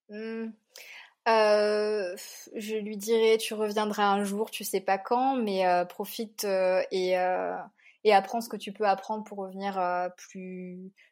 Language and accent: French; Bras-Panon, Réunion, France; Bah, en fait, moi, j'avoue, j'ai grandi à Brapanon